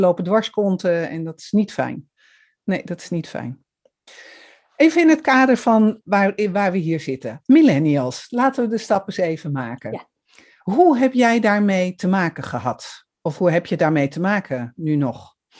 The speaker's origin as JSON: {"language": "Dutch", "town": "Amsterdam", "region": "North Holland", "country": "Netherlands", "said": "Ik kom uit Amsterdam"}